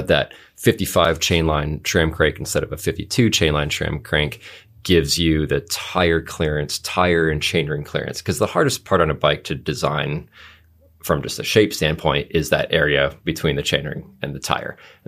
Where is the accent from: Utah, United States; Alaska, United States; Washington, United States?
Alaska, United States; That's the Alaska area code. I grew up in Alaska, and I'm just holding it with me.